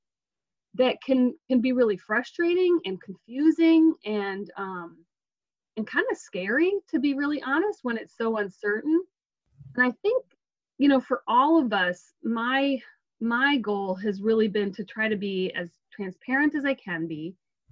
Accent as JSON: {"language": "English", "region": "New Mexico", "country": "United States", "moved": "yes", "said": "I'm actually from New Mexico originally"}